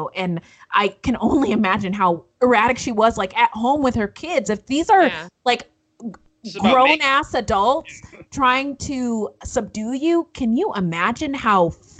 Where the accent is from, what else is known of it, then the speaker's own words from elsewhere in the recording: Northern California, United States; I grew up in Northern California, and I met my husband and went to college in Southern California